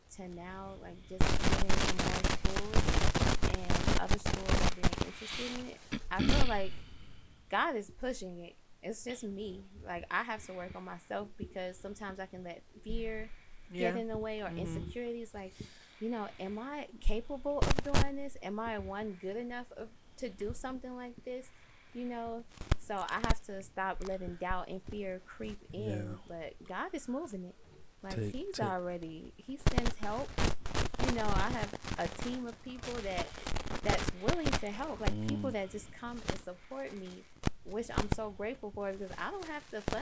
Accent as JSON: {"language": "English", "town": "Chicago", "region": "Illinois", "country": "United States", "tie": "born or raised there", "said": "growing up in Chicago, just seeing the kids on the streets"}